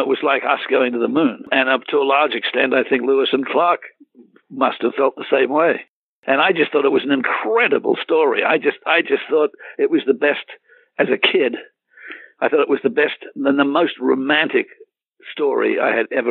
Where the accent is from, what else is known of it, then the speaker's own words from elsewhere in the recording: Australia; moved away; It was something that I grew up with. It was something in my DNA, being Australian